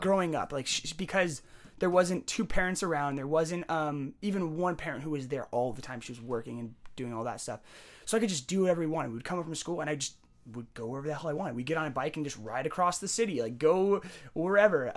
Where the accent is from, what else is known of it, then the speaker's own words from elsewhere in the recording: San Jose, California, United States; also born or lived in Bellingham; born and raised in San Jose